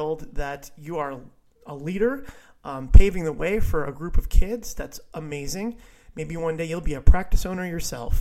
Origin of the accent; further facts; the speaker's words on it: Viera, Florida, United States; my hometown of Vieira